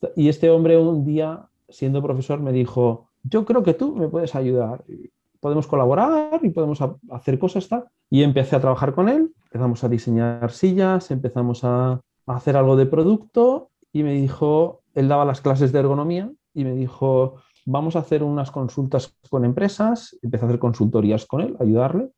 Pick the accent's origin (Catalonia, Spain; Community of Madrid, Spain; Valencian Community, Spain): Valencian Community, Spain; Alicante; born or raised there